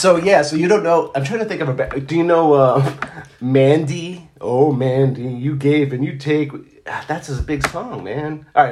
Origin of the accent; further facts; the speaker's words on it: Israel; moved away; I grew up in Israel, and Israel had a lot of good music from, like, England.